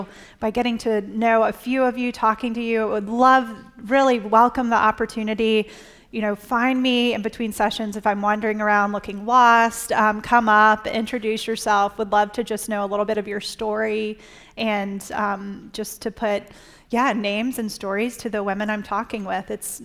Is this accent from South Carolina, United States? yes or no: yes; South Carolina, United States; now in Virginia, United States; I grew up in South Carolina, but now we live in Virginia